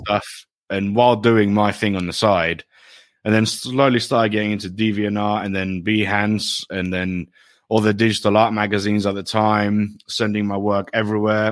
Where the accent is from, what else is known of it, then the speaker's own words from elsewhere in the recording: Greece; moved away as an adult; now in United Kingdom; I grew up in Greece, but my parents, my mother is English and my dad is Greek.